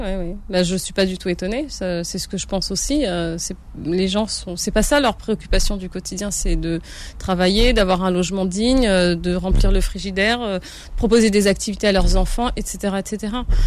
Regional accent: France; also born or lived in Algeria; moi, je suis née en France, je suis née dans le, dans le cocon, euh, français, même si, bon, j'ai grandi dans une cité

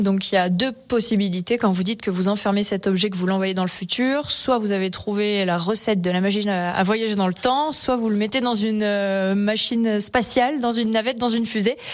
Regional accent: Savoie, Auvergne-Rhône-Alpes, France; chez nous en Pays de Savoie

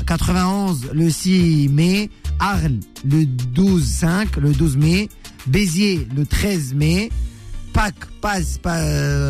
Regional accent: Morocco; Chez nous au Maroc

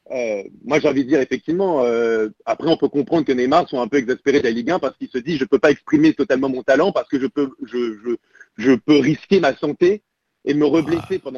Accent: Strasbourg, Grand Est, France; parce qu'on est Strasbourgeois avant tout

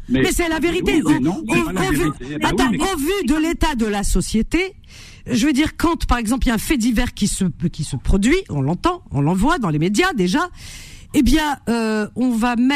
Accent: France; Donc oui, je suis française et musulmane.

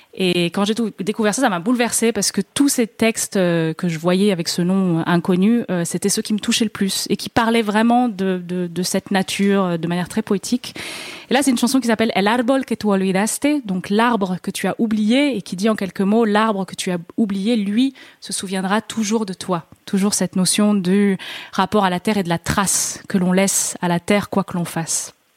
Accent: France; je suis française

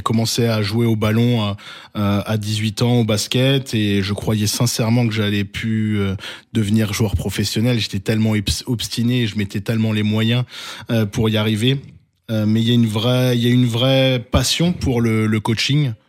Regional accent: Alsace, Grand Est, France; en tant qu'Alsacien

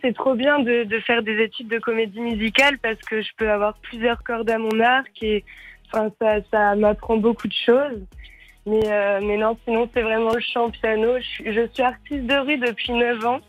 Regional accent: Saint-Malo, Brittany, France; moved away as an adult; now in Paris, France; je viens de Plancouette Saint-Malo, en Bretagne, et je suis à Paris pour les études.

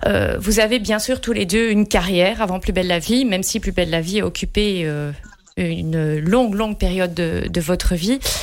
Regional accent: Belgium; ici, euh, chez nous, en Belgique

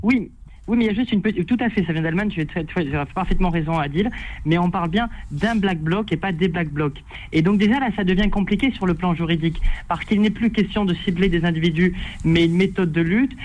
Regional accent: France; en tant que Français

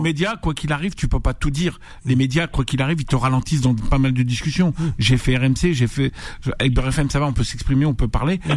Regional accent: France; also born or lived in Algeria (ancestry); je suis né en France

